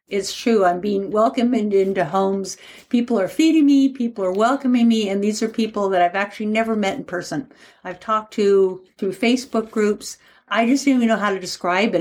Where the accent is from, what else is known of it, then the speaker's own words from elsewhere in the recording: Portland, Oregon, United States; I'm from Portland, Oregon